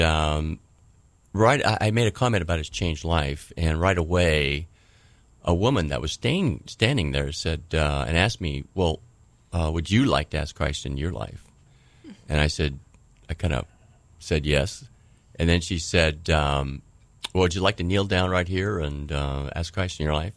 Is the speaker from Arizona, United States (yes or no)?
no; Vancouver, Washington, United States; also born or lived in Tri-Cities, Washington; I was born in Vancouver, Washington.